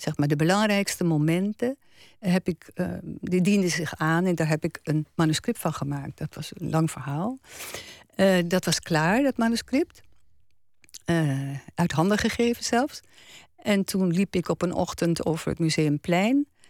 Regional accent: Achterveld, Utrecht, Netherlands; moved away as an adult; also born or lived in Paris / Latin America; het dorp waar ik geboren ben is een eh, heel gesloten dorp toen

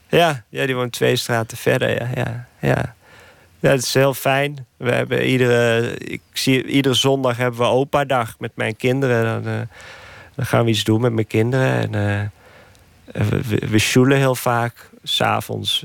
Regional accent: Nijmegen, Gelderland, Netherlands; moved away as an adult; now in Nicaragua; Nijmegen, waar ik geboren ben

